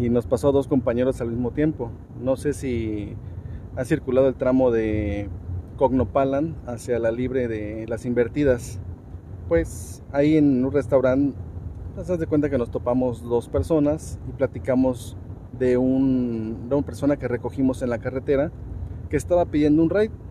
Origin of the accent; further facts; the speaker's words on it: Tizimín, Yucatán, Mexico; born there; Tizimín, Yucatán.